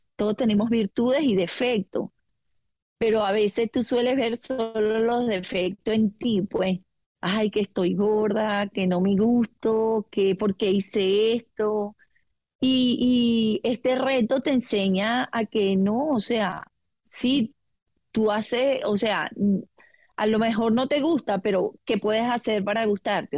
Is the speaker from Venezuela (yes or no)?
yes; Venezuela; moved away as an adult; now in Australia; yo soy venezolana, aunque mis padres son portugueses